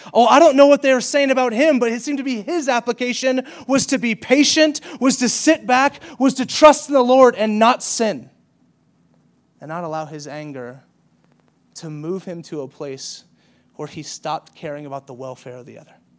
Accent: the South, United States; I grew up in the South

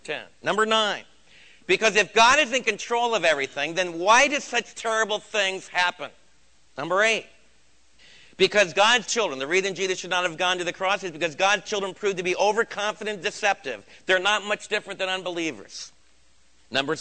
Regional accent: United States; as American believers

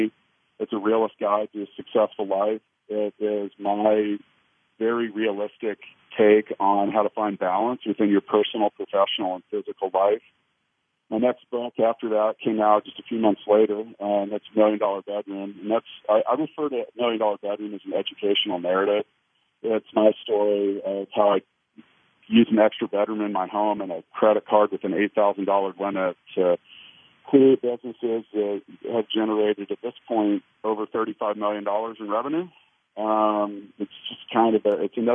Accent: Leawood, Kansas, United States; Well, I am a Kansas City native. I grew up in Leawood. I still live there now

